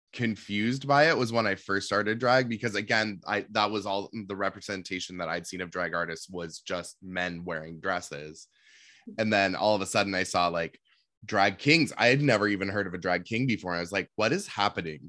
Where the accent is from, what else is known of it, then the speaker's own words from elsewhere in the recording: Seattle, Washington, United States; I grew up in Seattle